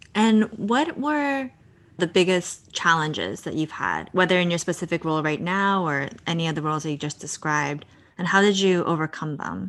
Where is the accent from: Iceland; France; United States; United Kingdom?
United States; also born or lived in Brooklyn, New York / New Jersey; I'm also the only kid, and I grew up in Brooklyn and New Jersey.